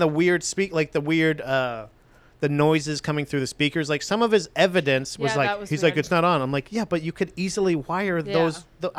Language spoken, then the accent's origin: English; Florida, United States; we come from Florida